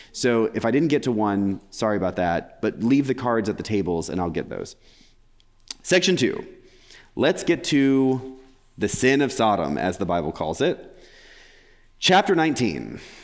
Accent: England, United Kingdom; I'm English

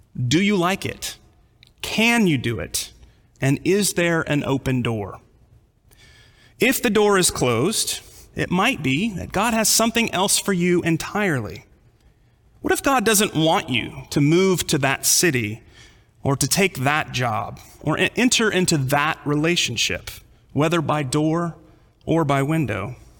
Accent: California, United States; also born or lived in Texas; Growing up in California

